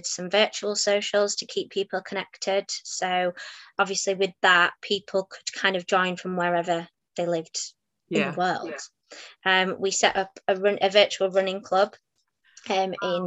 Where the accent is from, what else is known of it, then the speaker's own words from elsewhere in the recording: Halifax, Yorkshire and the Humber, United Kingdom; also born or lived in Manchester; I'm from Halifax